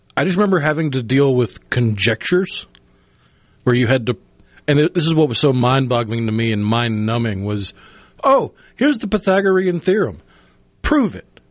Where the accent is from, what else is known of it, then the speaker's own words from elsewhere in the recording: Tupelo, Mississippi, United States; growing up in Tupelo